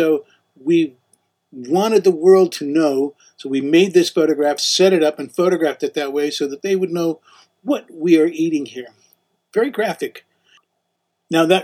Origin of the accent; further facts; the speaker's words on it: United States; We're American.